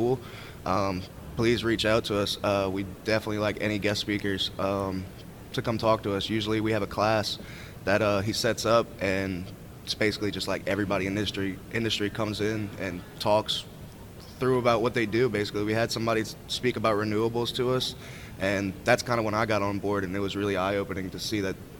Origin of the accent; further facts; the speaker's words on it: New Orleans, Louisiana, United States; I'm originally from New Orleans, Louisiana